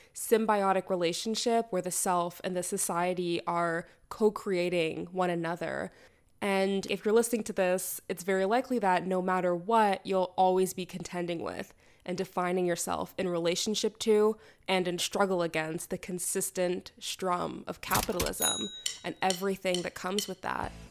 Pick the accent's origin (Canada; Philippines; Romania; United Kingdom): Canada; I'm a Canadian sociolegal theorist and artist and writer